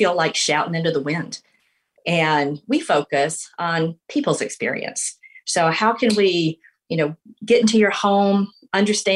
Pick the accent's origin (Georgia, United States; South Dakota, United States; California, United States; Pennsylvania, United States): Georgia, United States; LaGrange; I'm from LaGrange, Georgia. And growing up there